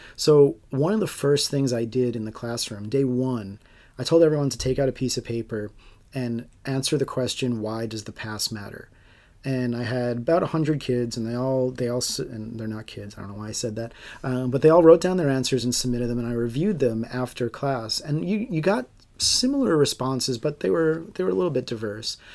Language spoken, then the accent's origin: English; Long Island, New York, United States; I grew up on Long Island